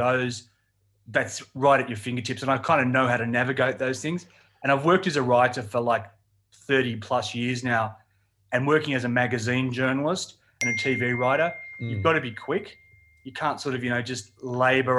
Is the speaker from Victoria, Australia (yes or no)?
no; Blacktown, New South Wales, Australia; I grew up in the western suburbs of Sydney, so Blacktown